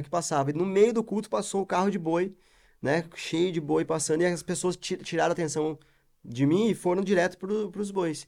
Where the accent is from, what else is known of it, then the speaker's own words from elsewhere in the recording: Curitiba, Paraná, Brazil; sou de Curitiba